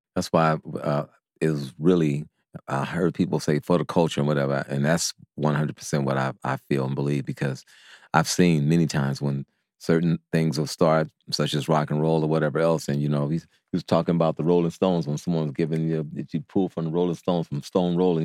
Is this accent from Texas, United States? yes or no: no; Oakland, California, United States; we're from Castlemont